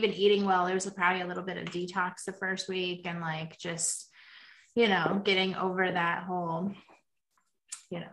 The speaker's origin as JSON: {"language": "English", "country": "United States", "said": "I'm from America"}